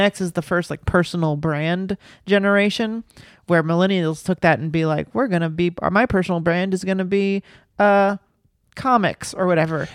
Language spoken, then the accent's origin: English; the South, United States; I grew up in the South